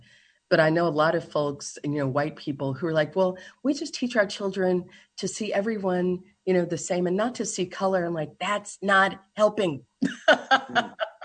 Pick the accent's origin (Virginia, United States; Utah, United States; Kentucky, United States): Kentucky, United States; when I was in middle school in Kentucky. I grew up in Kentucky